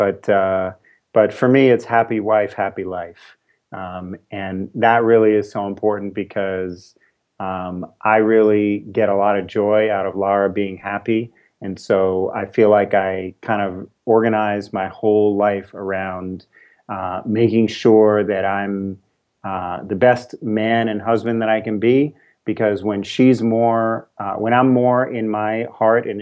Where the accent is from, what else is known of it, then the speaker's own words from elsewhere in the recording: New York City, New York, United States; now in California, United States; I'm a New Yorker. I was born and raised in New York City, and part of my journey was moving out here to California